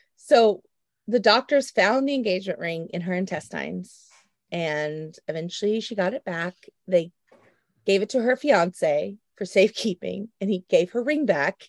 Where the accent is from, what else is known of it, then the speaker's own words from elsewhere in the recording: Oklahoma, United States; I'm from Oklahoma, born and raised, the great state, Oklahoma